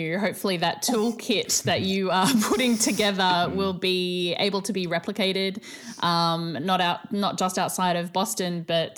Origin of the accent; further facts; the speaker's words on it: Sunshine Coast, Queensland, Australia; moved away as an adult; now in Sydney, Australia; when I moved from the Sunshine Coast to Sydney